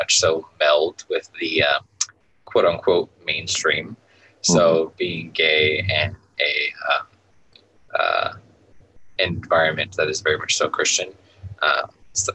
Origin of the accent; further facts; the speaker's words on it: Southern California, United States; I grew up in Southern California, if you can call it a just regular traditional Mexican family